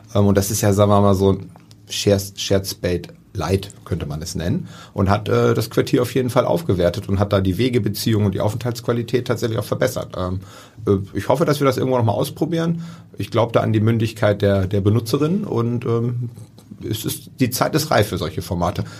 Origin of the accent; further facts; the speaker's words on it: near Rotterdam, South Holland, Netherlands; now in Hamburg, Germany; ich bin in der Nähe von Rotterdam geboren